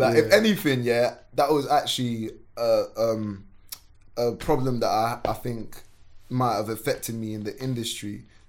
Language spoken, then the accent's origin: English; Sierra Leone; born there; Like I said, so I was born in Sierra Leone. So like, we've come from war.